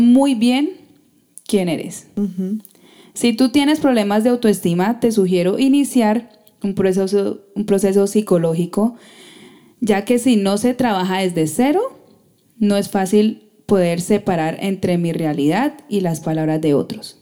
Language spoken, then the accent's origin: Spanish; Colombia; como sociedad colombiana somos muy recocheros